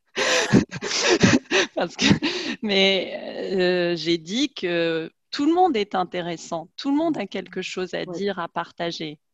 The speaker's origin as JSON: {"language": "French", "country": "France", "also_born_or_lived": "Germany", "moved": "as an adult", "said": "en tant que Française, et surtout en tant que Française de ma génération"}